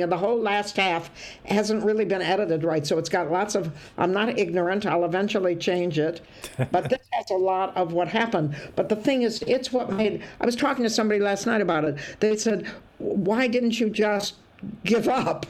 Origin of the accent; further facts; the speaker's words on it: Toledo, Ohio, United States; moved away; also born or lived in Scotland; I'm from Toledo, Ohio, which is nothing